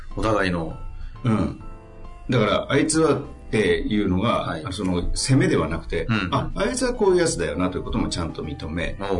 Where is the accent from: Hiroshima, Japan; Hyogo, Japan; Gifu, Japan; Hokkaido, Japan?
Hiroshima, Japan; 広島県出身